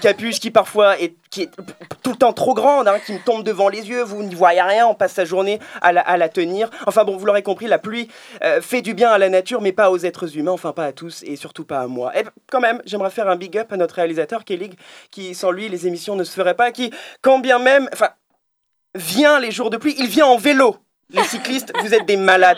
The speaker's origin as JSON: {"language": "French", "country": "France", "said": "je suis français"}